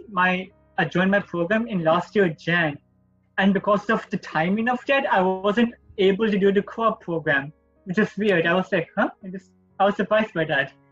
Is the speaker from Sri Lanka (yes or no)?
yes; Sri Lanka; moved away as an adult; now in Toronto, Canada; I'm from... international. I came from Sri Lanka.